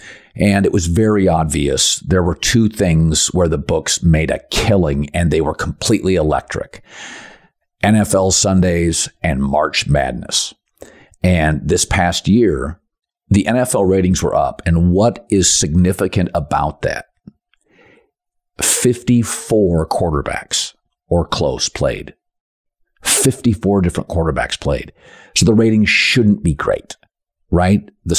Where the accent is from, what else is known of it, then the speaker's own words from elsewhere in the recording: Pacific Northwest, United States; one of the things that I'm from the Pacific Northwest, as many of you know, that was really cool for me is sports books.